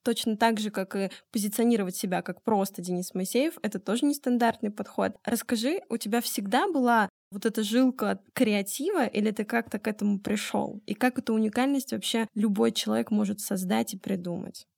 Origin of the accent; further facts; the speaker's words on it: Omsk, Omsk Oblast, Russia; моя малая родина, город Омск